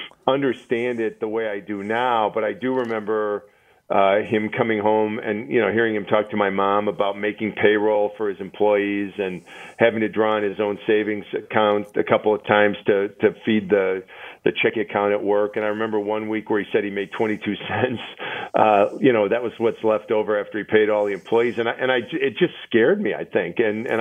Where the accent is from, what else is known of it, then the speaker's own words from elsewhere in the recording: Milwaukee, Wisconsin, United States; And then I got recruited to go to Northwestern Mutual, which is in my hometown of Milwaukee.